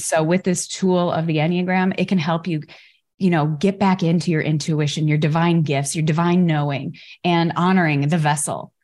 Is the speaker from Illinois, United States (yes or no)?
yes; Chicago, Illinois, United States; I grew up in Chicago